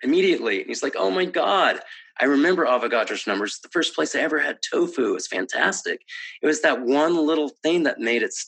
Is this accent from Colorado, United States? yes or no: yes; Colorado, United States; moved away; And I'm from Colorado, and I spent a fair amount of time in Fort Collins